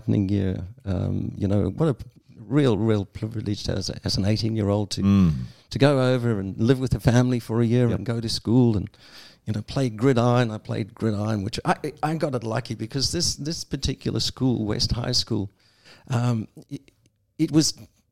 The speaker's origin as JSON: {"language": "English", "town": "Port Elizabeth", "region": "Eastern Cape", "country": "South Africa", "tie": "born or raised there", "also_born_or_lived": "United States", "moved": "as an adult", "said": "I was born in Africa, at the tip of Africa. Lived there until, I grew up"}